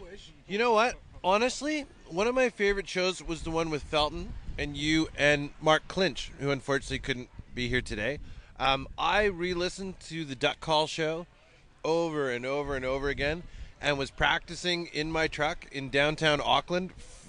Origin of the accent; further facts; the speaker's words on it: Canada; now in New Zealand; as a Canadian